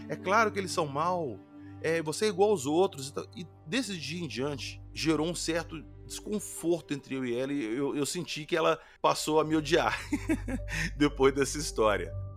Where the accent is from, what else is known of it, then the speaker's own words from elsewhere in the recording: Minas Gerais, Brazil; eu sou de Minas